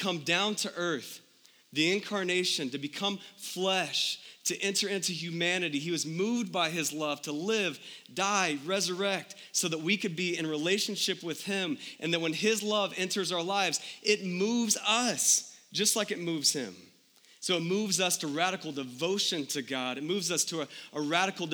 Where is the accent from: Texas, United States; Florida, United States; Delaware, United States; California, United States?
Texas, United States; moved away as an adult; now in Phoenix, United States; We're from Texas originally our whole lives